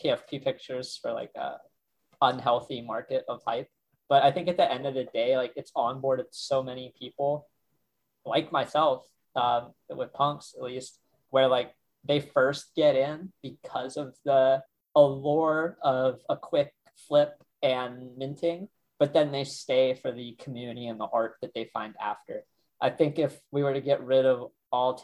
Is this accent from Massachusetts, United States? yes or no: no; Ohio, United States; I'm some kid from Ohio who's like out in the sticks